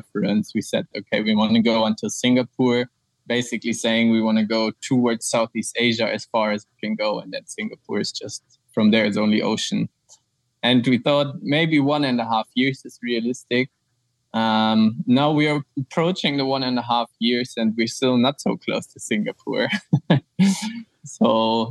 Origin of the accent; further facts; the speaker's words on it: Frankfurt, Hesse, Germany; moved away as an adult; also born or lived in Austria; I'm from Germany, from Frankfurt